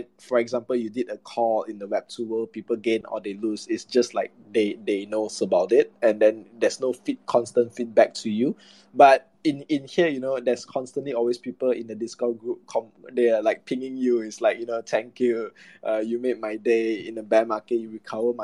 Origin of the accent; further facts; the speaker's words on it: Malaysia; mainly I'm from Malaysia